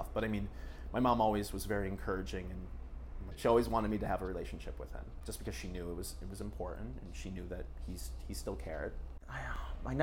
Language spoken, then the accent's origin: English; Jackson, Michigan, United States; now in Paris, France; I grew up in Jackson, Michigan